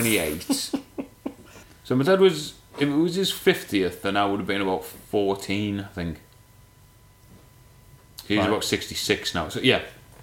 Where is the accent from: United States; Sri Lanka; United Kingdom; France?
United Kingdom; Middlesbrough, North East England; now in Manchester, United Kingdom; I'm actually from Middlesbrough.